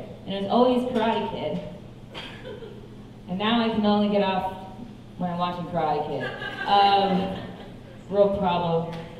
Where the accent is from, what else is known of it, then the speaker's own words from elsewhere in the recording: the Bible Belt, United States; I grew up partly in the Bible Belt, but I only know half know about this.